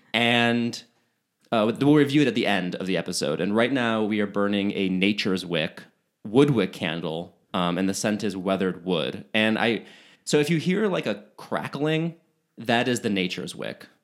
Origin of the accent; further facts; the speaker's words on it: Chicago, Illinois, United States; moved away; I'm from Chicago